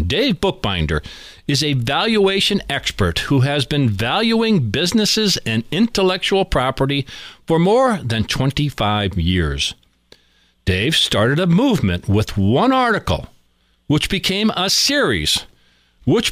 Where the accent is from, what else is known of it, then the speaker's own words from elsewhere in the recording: Scranton, Pennsylvania, United States; we are in my hometown of Scranton, Pennsylvania